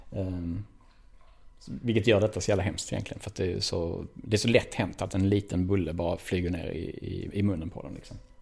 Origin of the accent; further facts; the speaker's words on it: Malmö, Skåne, Sweden; född och uppväxt i Malmö